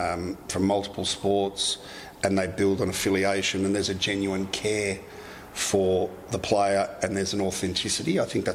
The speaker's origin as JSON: {"language": "English", "country": "Australia", "said": "And certainly as an Aussie boy, it's not like you're going into a Manchester United."}